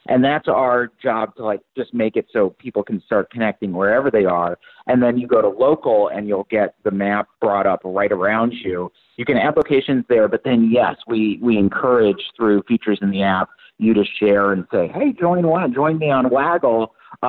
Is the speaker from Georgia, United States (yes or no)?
no; Michigan, United States; I'm from Michigan